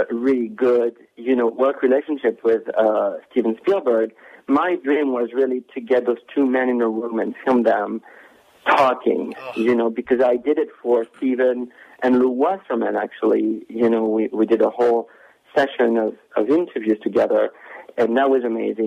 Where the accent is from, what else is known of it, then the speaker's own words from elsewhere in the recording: France; moved away; when I was growing up in France